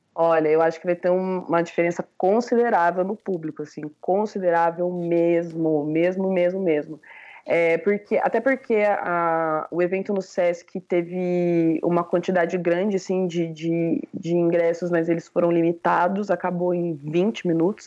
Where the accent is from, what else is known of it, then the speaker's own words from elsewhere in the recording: Londrina, Paraná, Brazil; eu sou de Londrina